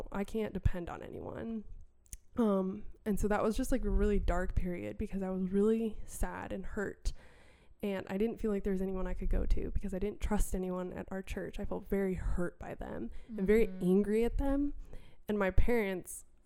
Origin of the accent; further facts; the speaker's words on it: Wisconsin, United States; I'm from Wisconsin